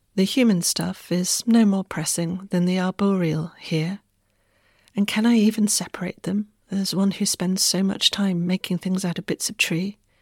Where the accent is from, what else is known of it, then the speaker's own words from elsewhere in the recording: Wessex, South West England, United Kingdom; moved away; I unexpectedly put down roots back home in Wessex